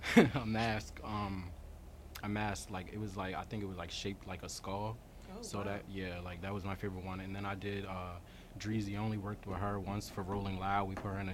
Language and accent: English; Winslow, New Jersey, United States; also born or lived in Camden, New Jersey; I'm from Winslow. It's like down South Jersey. Mm-hmm. I was born in Camden